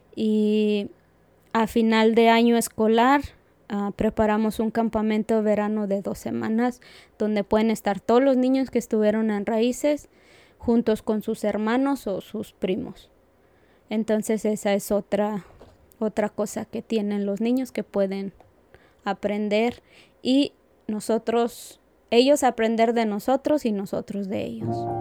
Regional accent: Aguascalientes, Mexico; moved away as an adult; now in Asheville, United States; soy de Aguascalientes, México. Yo llegué acá en, mayo del 2008

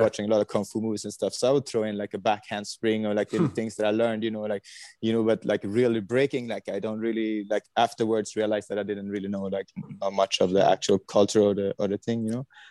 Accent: Sweden; I was born in Sweden, 1980

